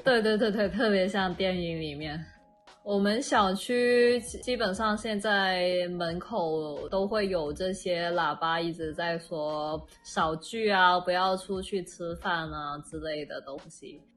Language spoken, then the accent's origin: Chinese; Guangzhou, Guangdong, China; Chinese is a second language; 我作为广州人